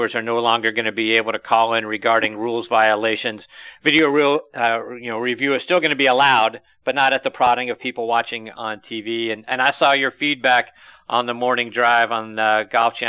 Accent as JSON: {"language": "English", "town": "Pittsburgh", "region": "Pennsylvania", "country": "United States", "tie": "born or raised there", "also_born_or_lived": "Marshfield, Massachusetts", "moved": "yes", "said": "my hometown of Pittsburgh"}